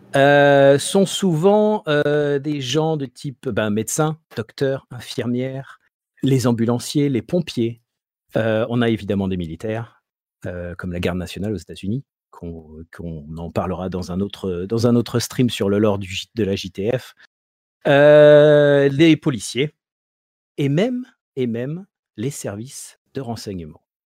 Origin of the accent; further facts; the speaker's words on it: Marseille, Provence-Alpes-Côte d'Azur, France; En tant que bon Marseillais